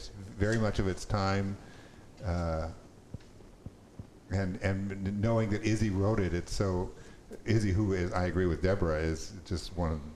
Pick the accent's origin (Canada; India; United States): United States; because we're American